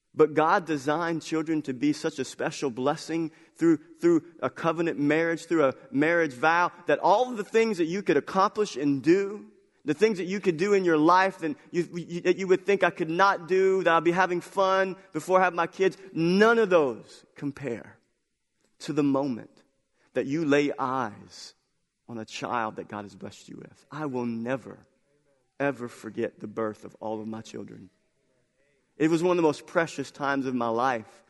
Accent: United States; our belief as American culture

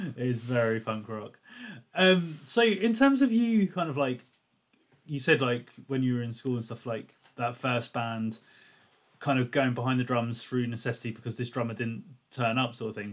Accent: Portsmouth, South East England, United Kingdom; I'm from Portsmouth

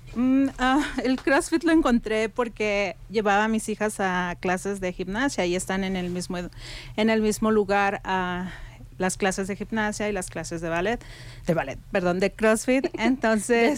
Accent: Mexico; moved away as an adult; now in Telluride, United States; emigré aquí a los Estados Unidos desde el 2010, soy mexicana

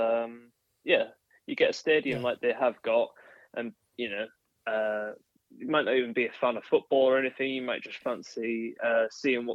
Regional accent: Yorkshire and the Humber, United Kingdom; I'm from Yorkshire, and therefore I'm a tight Yorkshireman.

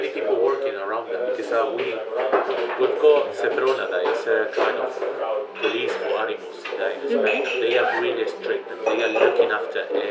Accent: Granada, Andalusia, Spain; English is a second language; moved away as an adult; now in Oxford, United Kingdom; My hometown is Granada

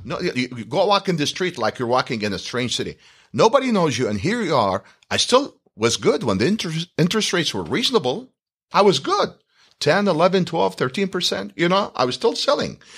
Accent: Iraq; moved away as an adult; now in United States; I'm from the Middle East. I'm from Iraq. We're Chaldeans

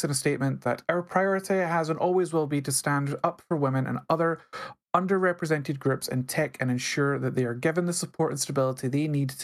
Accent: Scotland, United Kingdom; I'm Scottish. If I can't roll my R's, I'm doing it wrong

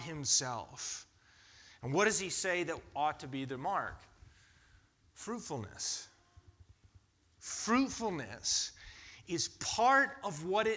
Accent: United States; as an American culture

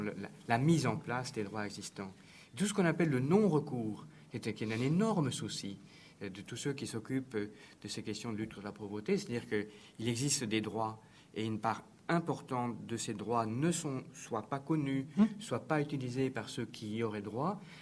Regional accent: France; on est français

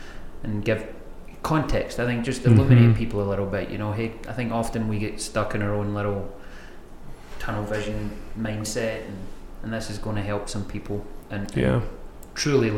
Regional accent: Scotland, United Kingdom; So my mum's Irish background. I was born and raised in Scotland

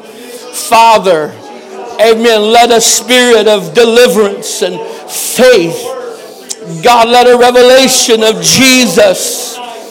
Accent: Canada; I'm a Canadian

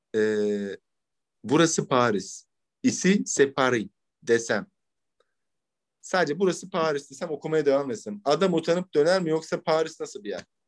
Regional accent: Ankara, Turkey; ben Ankara'da doğma büyüme olduğum için

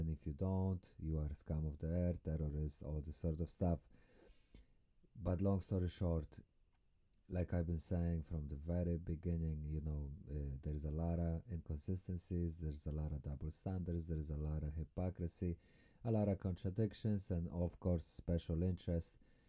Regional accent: Poland; Although I might sound Russian, I have no Russian affiliation, I'm from Poland

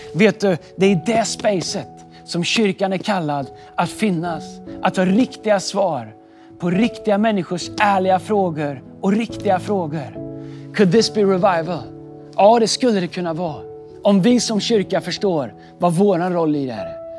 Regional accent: Sweden; also born or lived in Stockholm; Nu har jag varit hemma i Sverige

